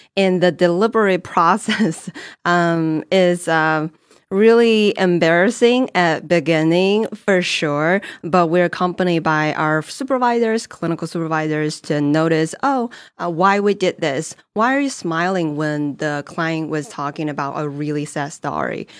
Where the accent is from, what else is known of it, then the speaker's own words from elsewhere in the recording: China; English is a second language; moved away as an adult; also born or lived in New Jersey / Colorado / Texas; born and raised in China